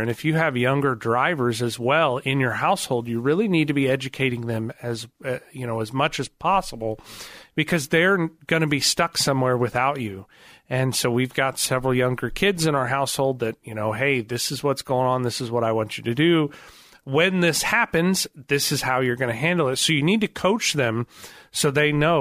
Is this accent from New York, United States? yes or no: no; outside of the Chicagoland area, Illinois, United States; now in Springfield, United States; We grew up outside of the Chicagoland area for a good part of my childhood.